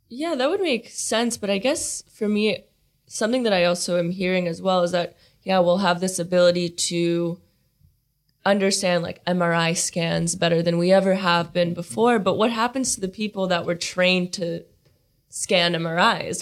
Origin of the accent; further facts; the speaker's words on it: Silicon Valley, California, United States; I'm from the Silicon Valley. That's where I grew up